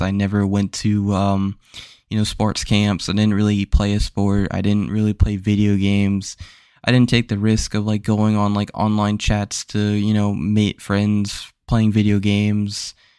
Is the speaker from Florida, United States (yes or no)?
yes; Florida, United States; where I grew up, I grew up in Florida